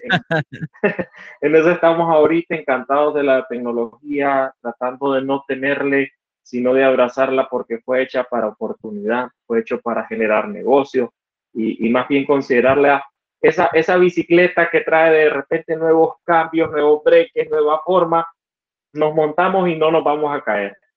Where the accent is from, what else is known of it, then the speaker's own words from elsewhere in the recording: Estelí, Nicaragua; soy de Estelí, Nicaragua, una ciudad al norte del país